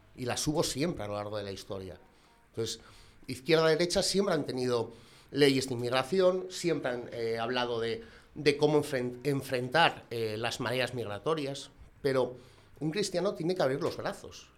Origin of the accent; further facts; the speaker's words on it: Gijón, Asturias, Spain; soy un gijonés de 33 años